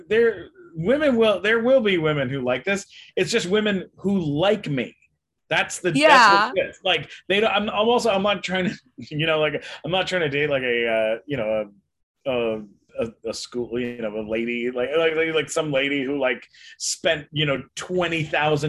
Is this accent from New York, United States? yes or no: no; San Diego, California, United States; also born or lived in London, Ontario, Canada / Los Angeles; I did grow up in San Diego